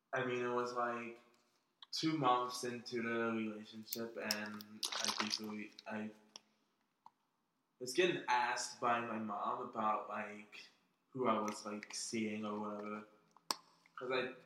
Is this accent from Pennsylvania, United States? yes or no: yes; Philadelphia, Pennsylvania, United States; born and raised in West Philly